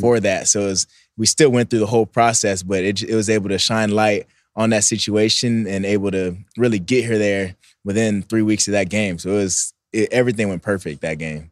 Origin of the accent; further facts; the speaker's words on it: Bay Area, California, United States; also born or lived in Philippines; I went to school in the Bay Area. All my family's from the Bay Area, so it's kinda like a, I grew up there half the time